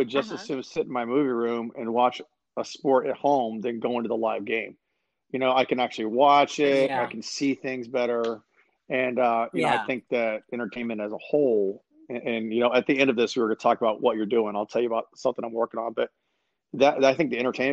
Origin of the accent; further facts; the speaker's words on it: San Antonio, Texas, United States; moved away; also born or lived in Atlanta, Georgia / Louisiana; I grew up in San Antonio too, which is a cool city